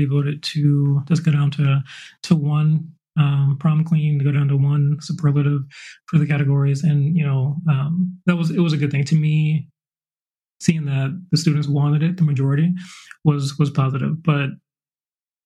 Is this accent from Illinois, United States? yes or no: no; central Georgia, United States; I was born and raised in central Georgia